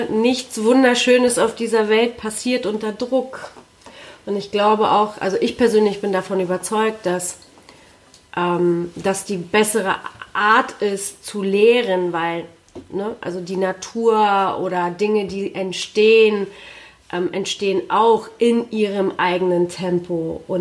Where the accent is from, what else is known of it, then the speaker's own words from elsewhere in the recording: Poland; ich bin in Polen zur Schule gegangen